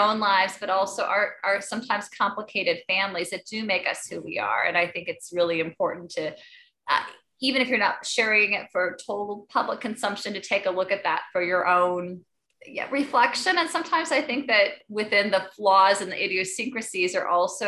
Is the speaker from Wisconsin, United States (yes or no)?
yes; Beaver Dam, Wisconsin, United States; I grew up in Beaver Dam